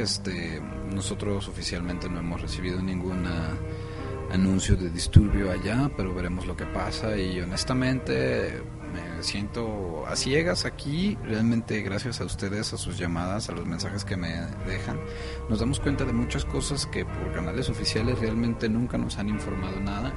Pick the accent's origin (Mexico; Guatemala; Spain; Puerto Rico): Mexico; now in Guadalajara, Mexico; como mexicanos que somos, como la nación que somos